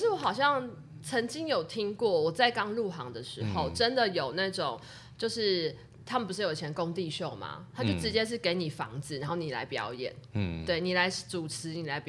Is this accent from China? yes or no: no; Taiwan; 因为我们从台湾过来，大家都要礼遇